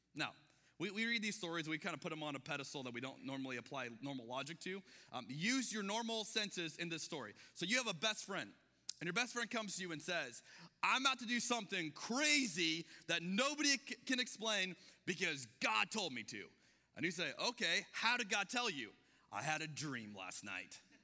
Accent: Arizona, United States; moved away; I'm from Arizona

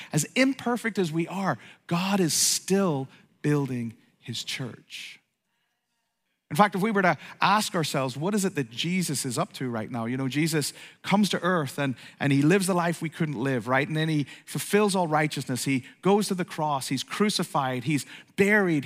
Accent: Ireland; moved away; also born or lived in East Coast, United States; I grew up in Ireland

